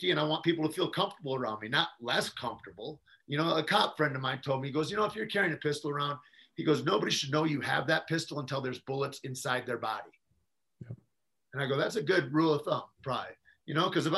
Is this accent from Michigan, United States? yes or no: yes; Michigan, United States; moved away; also born or lived in New Mexico; I come from Michigan